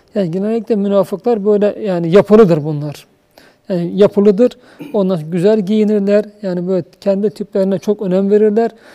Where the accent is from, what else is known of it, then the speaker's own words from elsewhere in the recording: Uşak, Uşak Province, Turkey; Ben Uşaklıyım. Bizim Uşak'ın e, şeyleri çok odun kestim